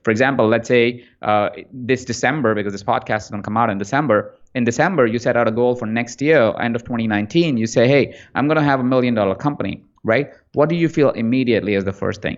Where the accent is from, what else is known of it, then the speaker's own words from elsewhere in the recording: Jaipur, Rajasthan, India; moved away as an adult; also born or lived in Malaysia; now in Los Angeles, United States; I was born in India in a small town called Jaipur, uh, and from there, I spent the first half of my life there, first twenty-four years of my life there